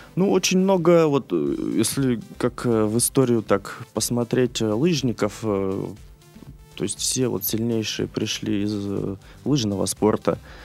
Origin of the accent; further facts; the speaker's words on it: Khabarovsk, Khabarovsk Krai, Russia; moved away as an adult; Я родился, вырос в Хабаровске